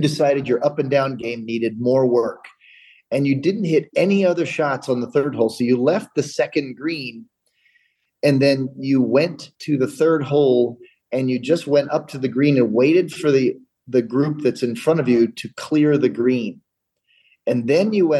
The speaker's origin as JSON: {"language": "English", "region": "Indiana", "country": "United States", "moved": "yes", "lives_now": "Colorado, United States", "said": "I'm from Indiana, but I'm in Colorado"}